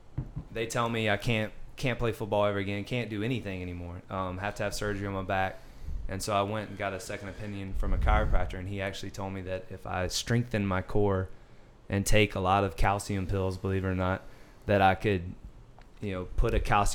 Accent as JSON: {"language": "English", "town": "Birmingham", "region": "Alabama", "country": "United States", "said": "Birmingham, Alabama. So"}